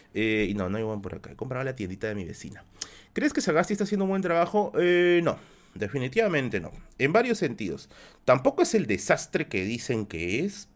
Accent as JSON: {"language": "Spanish", "region": "Tacna", "country": "Peru", "tie": "born or raised there", "also_born_or_lived": "Villa El Salvador, Lima, Peru", "moved": "yes", "said": "mi tierra, mi tierra, Tacna es mi tierra. Tacna es la tierra en la cual yo, yo nací"}